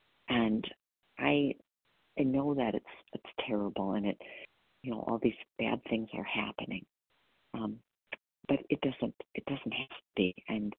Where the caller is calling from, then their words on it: Wisconsin, United States; I'm calling from Wisconsin.